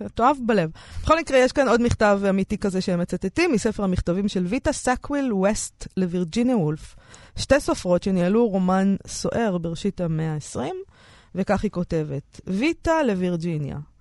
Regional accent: Romania; now in Israel; אנחנו אצלנו ברומניה עושים חצילים עם שום

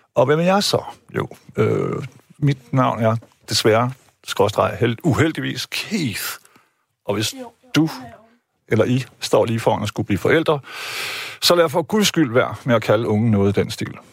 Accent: Jutland, Denmark; jeg er selv jyde

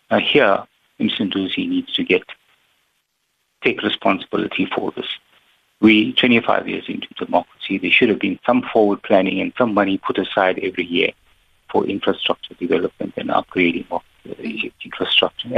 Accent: Pietermaritzburg, KwaZulu-Natal, South Africa; I am from Peter Maritzburg.

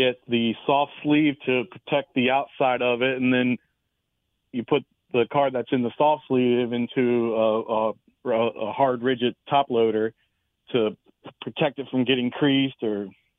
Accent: Maryland, United States; When I was an 8-year-old kid growing up in Maryland

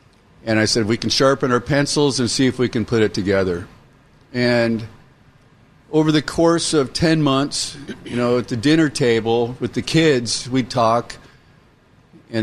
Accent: Seattle, Washington, United States; I was born and raised in Seattle, carpenter by trade

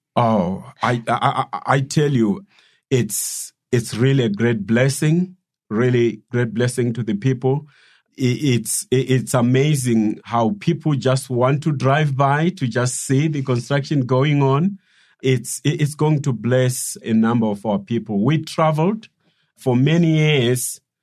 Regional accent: Silobela, Midlands, Zimbabwe; I was raised in, in, in the village uh, in Silobela

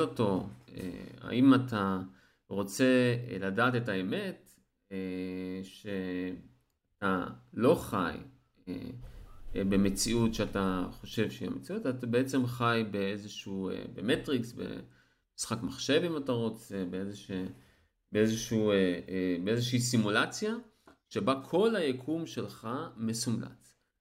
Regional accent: Eilat, Southern District, Israel; אני אילתי

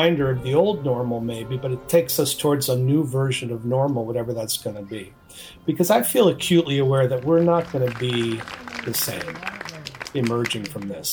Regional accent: East Coast, United States; moved away as an adult; now in Seattle, United States; I grew up on the East Coast, moved to Seattle in 1980

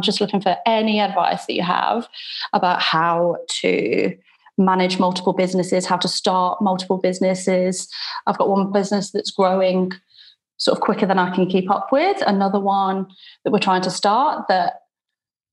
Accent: United Kingdom; now in Perth, Australia; I'm originally from the UK. You can probably tell by my accent

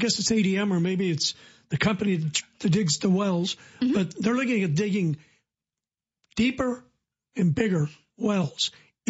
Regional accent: Decatur, Illinois, United States; I'm from Decatur, it's the worst Decatur. So if you took a dart and you threw it right in the middle of the country, you'd be right in the middle of Illinois, hitting a city called Decatur.

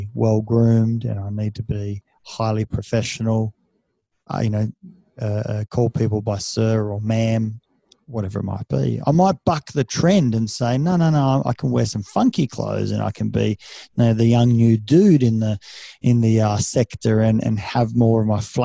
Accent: Australia; first language Serbian; also born or lived in Serbia; I see myself as being an Australian with, Serbian heritage.

